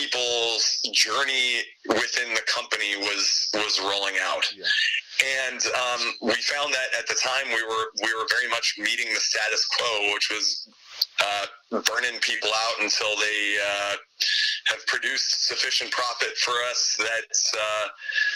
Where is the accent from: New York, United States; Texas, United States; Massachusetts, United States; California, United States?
California, United States; Southern; I grew up in Southern California